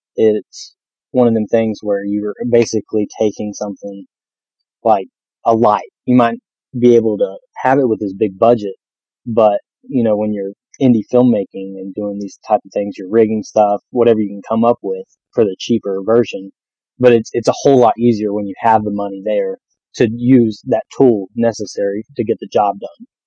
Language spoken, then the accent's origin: English; North Carolina, United States; accent: southern; I was born and raised in North Carolina